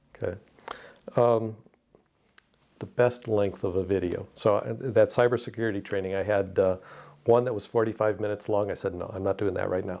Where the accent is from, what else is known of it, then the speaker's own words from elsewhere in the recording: Detroit, Michigan, United States; I grew up in Detroit, uh, with the auto industry